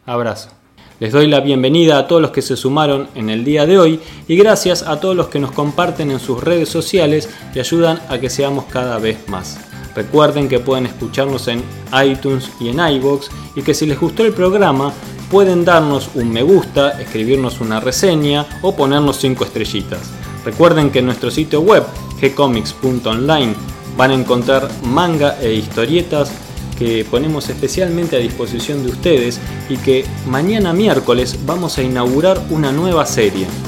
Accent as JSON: {"language": "Spanish", "country": "Argentina"}